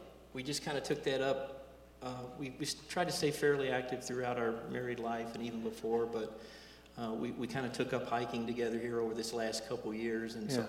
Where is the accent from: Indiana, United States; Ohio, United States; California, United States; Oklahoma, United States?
Indiana, United States; Charlestown; moved away as an adult; also born or lived in Clarksville, Indiana / Louisville, Kentucky; Well, I was born in Clarksville, but Charlestown is where.